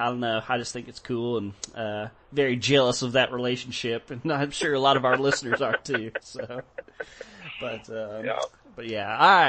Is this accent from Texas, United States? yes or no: yes; Texas, United States; growing up in Texas and stuff, Texas is very privatized.